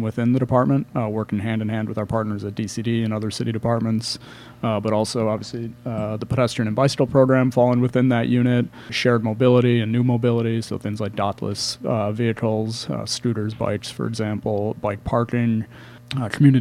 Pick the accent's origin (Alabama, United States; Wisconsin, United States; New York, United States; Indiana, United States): Wisconsin, United States; Milwaukee; moved away as an adult; also born or lived in Chicago; I'm originally from the Milwaukee area